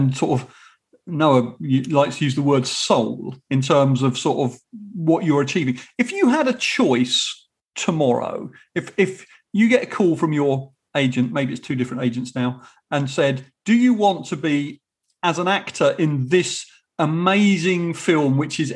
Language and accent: English; United Kingdom